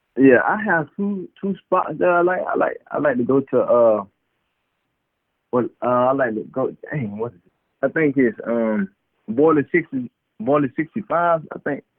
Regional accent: Immokalee, Florida, United States; moved away; also born or lived in Cleveland, Ohio; growing up in Immokalee, uh going to the the big cypress

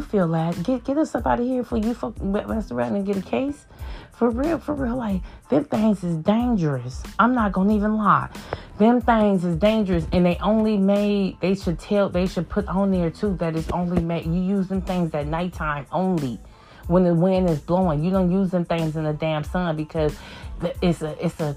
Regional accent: California, United States; I'm a Californian

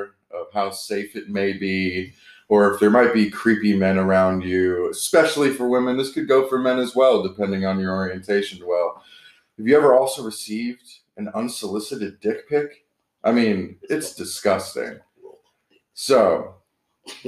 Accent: Orlando, Florida, United States; grew up in Orlando. In the tourist district

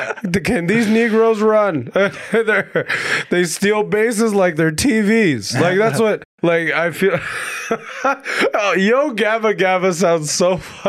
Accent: Alberta, Canada

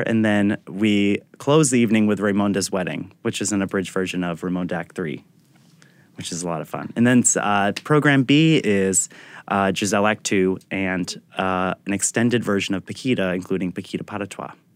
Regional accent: Attleboro, Massachusetts, United States; also born or lived in Providence, Rhode Island / San Francisco; now in New York, United States; I was born in Providence at mm-hmm. Women and Infants Hospital, but I grew up in Attleboro, Massachusetts

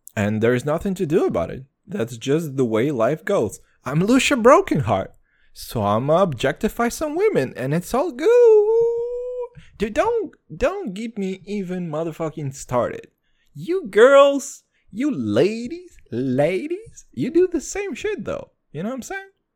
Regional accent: Kazakhstan; moved away; I'm from Kazakhstan originally

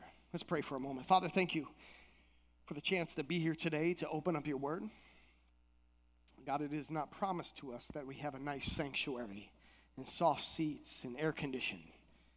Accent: Minnesota, United States; moved away; also born or lived in Palm Beach Gardens, Florida; I was coming from Minnesota. I'm a Midwest boy

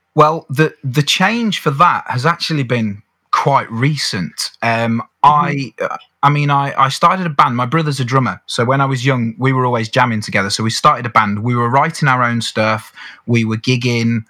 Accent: around Birmingham, West Midlands, United Kingdom; I was brought up in the Midlands. So, to put that in mm. context, we're talking perhaps Birmingham, around that area

